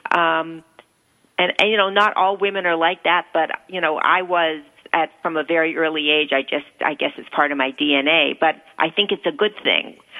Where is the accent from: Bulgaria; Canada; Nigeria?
Canada; Toronto, Ontario; moved away as an adult; also born or lived in New York; I left home when I was 19. I was brought up in Toronto. I went to, I came to New York